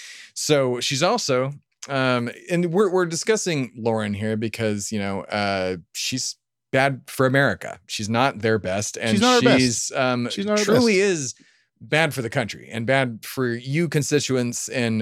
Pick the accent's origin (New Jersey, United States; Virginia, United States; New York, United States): New Jersey, United States; born there; I was born in Jersey, but that doesn't necessarily make me from Jersey.